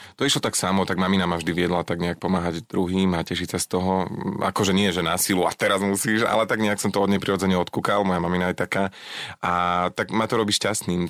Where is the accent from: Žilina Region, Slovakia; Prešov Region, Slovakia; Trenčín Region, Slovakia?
Žilina Region, Slovakia; Lower Orava; ja som z Dolnej Oravy, z Dolnej